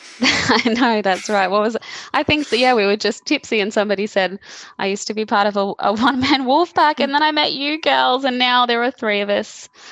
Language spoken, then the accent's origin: English; Caringbah, New South Wales, Australia; Born and bred.